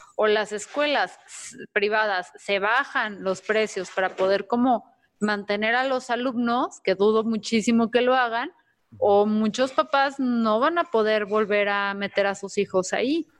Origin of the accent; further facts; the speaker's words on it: Mexico; como mexicanos